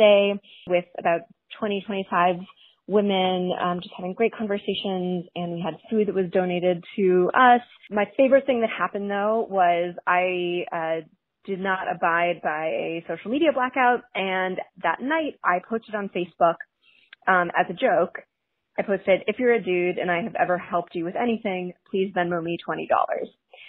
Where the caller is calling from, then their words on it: Brooklyn, New York, United States; I'm calling from Brooklyn, and you are welcome to use this on the show.